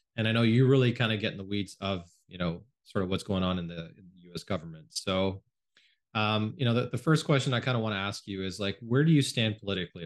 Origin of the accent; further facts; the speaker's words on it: Canada; also born or lived in United States; I grew up mostly in Canada. It's where I live now.